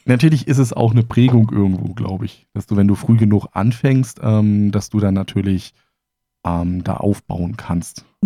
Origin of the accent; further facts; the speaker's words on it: Germany; meine Kindheit in der DDR